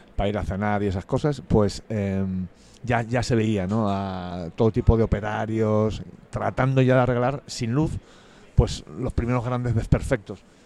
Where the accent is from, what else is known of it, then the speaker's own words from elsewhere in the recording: Madrid, Community of Madrid, Spain; Soy de Madrid, de los madriles. De en medio, además